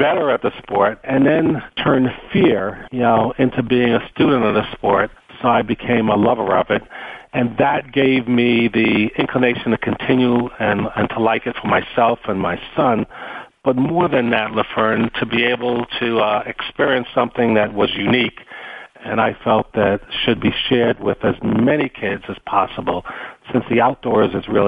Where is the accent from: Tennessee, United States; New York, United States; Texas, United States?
New York, United States; New York City; moved away as an adult; also born or lived in Silicon Valley; I'm born and raised in the Bronx